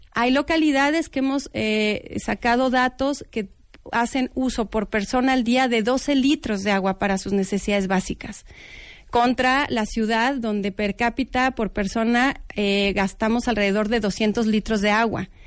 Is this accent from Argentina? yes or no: no; Mexico; como mexicanos